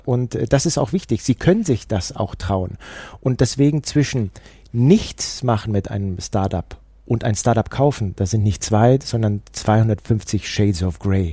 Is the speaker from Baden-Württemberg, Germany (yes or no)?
no; Allgäu, Bavaria, Germany; ich komme aus dem Allgäu